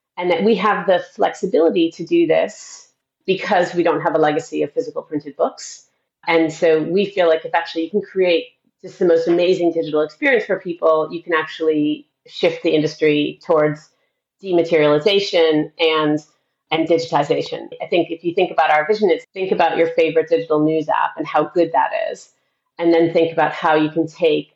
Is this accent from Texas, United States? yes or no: no; outside of Boston, Massachusetts, United States; moved away; I grew up outside of Boston in the U.S.